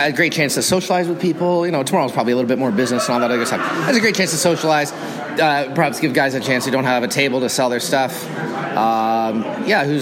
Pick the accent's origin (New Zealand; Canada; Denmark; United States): Canada; Toronto, Ontario; I'm from Toronto, just outside of Toronto, 40 minutes outside of Toronto